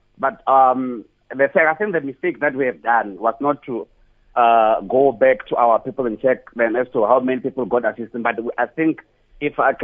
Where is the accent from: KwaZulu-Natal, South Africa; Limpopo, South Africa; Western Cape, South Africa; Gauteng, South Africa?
Limpopo, South Africa; Bolobedu; now in Pretoria, South Africa; I'm originally from Abulawayo, a place called Midye